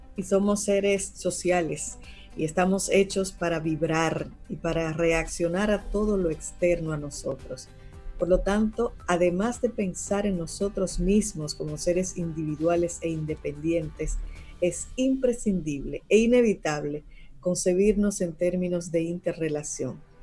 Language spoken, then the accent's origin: Spanish; Dominican Republic; como pueblo dominicano